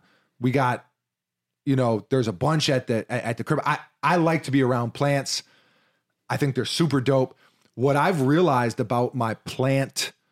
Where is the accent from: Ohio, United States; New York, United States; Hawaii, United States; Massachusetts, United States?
New York, United States; You can't have my motherfucking cornbread. I'm from New York City. God damn it.